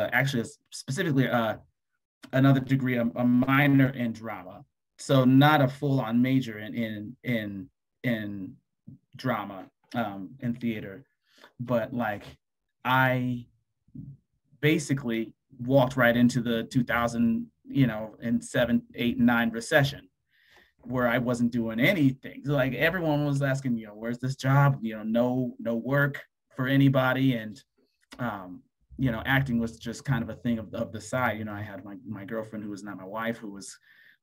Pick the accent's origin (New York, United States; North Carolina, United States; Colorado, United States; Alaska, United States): Colorado, United States; Denver; now in Atlanta, United States; I was born and raised in Denver, Colorado.